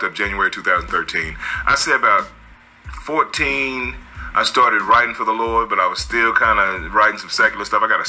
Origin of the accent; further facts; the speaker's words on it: Tulsa, Oklahoma, United States; now in Oklahoma City, United States; I'm from Tulsa, Oklahoma. Been in Oklahoma City so long, they say I'm not from Tulsa anymore, but I am